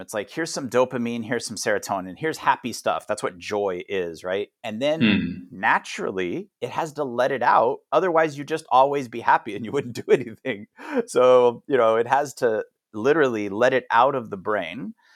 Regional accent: United States; moved away; also born or lived in Thailand; as an American

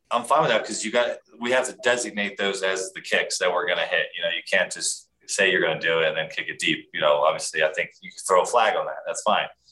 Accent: Philadelphia, Pennsylvania, United States; moved away as an adult; now in Denver, United States; I was a big David Akers fan growing up in Philadelphia

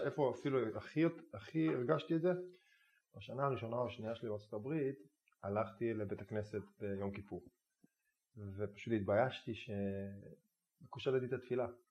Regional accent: Israel; אני ישראלי שגדל במדינת היהודים, גדל בבית

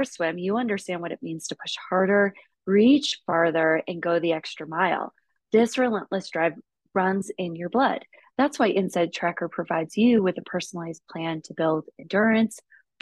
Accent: Finger Lakes region of New York, United States; moved away as an adult; now in Toronto, Canada; I grew up in the Finger Lakes region of New York, really pretty region.

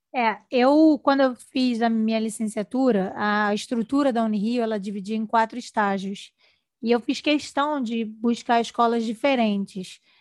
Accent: Rio de Janeiro, Brazil; Eu sou do Rio

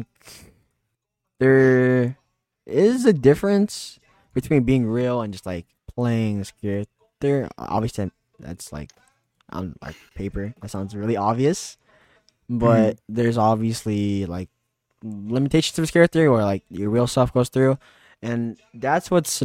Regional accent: California, United States; I'm from California. It's quite sunny here.

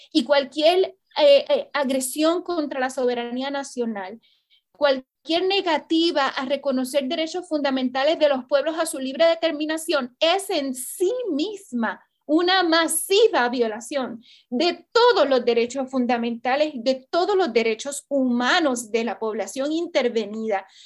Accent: Puerto Rico; como puertorriqueños

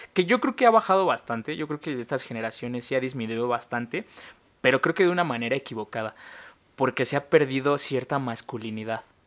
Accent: Mexico; crecer como un niño en México

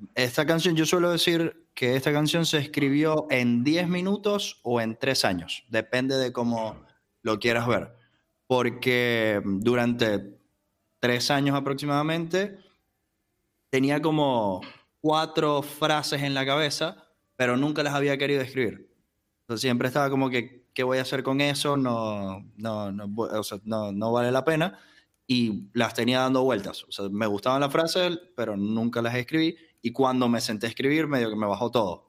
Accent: Maracaibo, Zulia, Venezuela; now in Buenos Aires, Argentina; Mi documento diría que soy de Venezuela, de una ciudad llamada Maracaibo.

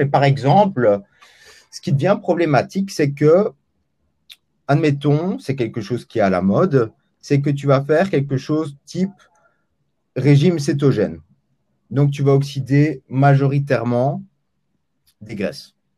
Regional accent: Belgium; je suis belge pour les 70, hein.

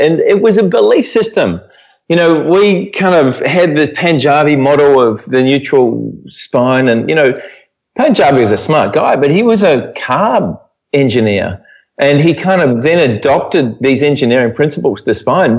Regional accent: New Zealand; moved away as an adult; now in Perth, Australia; I'm originally from New Zealand. I grew up there

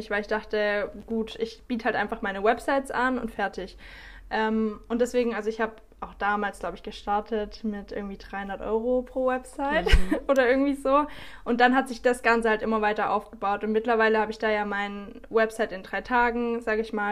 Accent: Baden-Württemberg, Germany; now in South America; normalerweise komme ich aus dem Süden von Deutschland, in der Nähe von Stuttgart.

